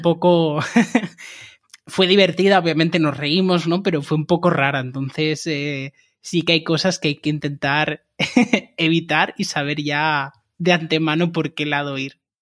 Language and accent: Spanish; Barcelona, Catalonia, Spain; moved away as an adult; now in Cologne, Germany; soy de Barcelona y desde hace tres meses estoy viviendo en Colonia, en Alemania